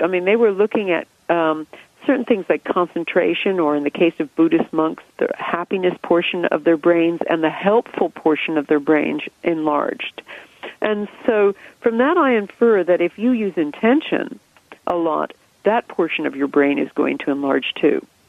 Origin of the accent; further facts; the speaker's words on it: United States; moved away as an adult; now in England, United Kingdom; I grew up in America. You can hear that from my accent